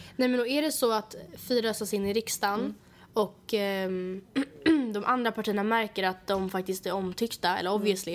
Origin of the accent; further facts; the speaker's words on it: Sweden; vi föddes i Sverige